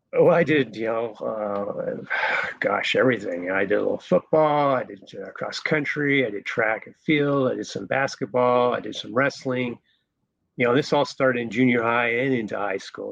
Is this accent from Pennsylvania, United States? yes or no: no; Golden, Colorado, United States; moved away as an adult; also born or lived in Denver, Colorado; I was born in Denver, but raised in Golden, Colorado.